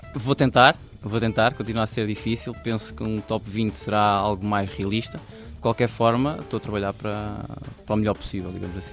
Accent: Águeda, Aveiro District, Portugal; moved away as an adult; also born or lived in Cantanhede; now in Lisbon, Portugal; eu sou natural de Cantanhede e vivi 18 anos em Águeda, mas mudei-me para Lisboa

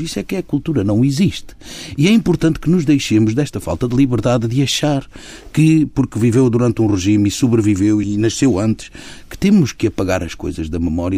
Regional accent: Lisbon, Portugal; no bairro onde eu cresci e onde nasci, eu digo sempre que nasci porque eu fui para ali logo com dias, portanto considero que tenha nascido ali. Claro que nasci na maternidade Alfredo da Costa

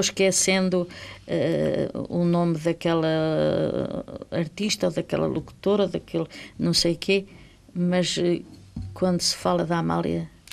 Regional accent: Angola; moved away as an adult; now in Portugal; Angola era a minha terra.

